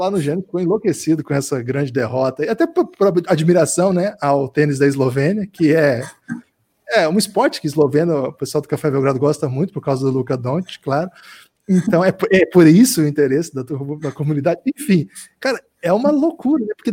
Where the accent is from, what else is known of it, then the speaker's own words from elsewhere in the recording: Paraná, Brazil; eu sou do Paraná, então ouço falar dele já há um tempo